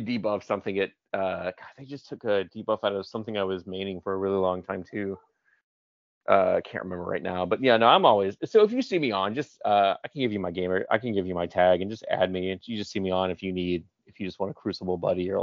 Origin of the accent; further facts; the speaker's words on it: Atlanta, Georgia, United States; moved away; I'm from Atlanta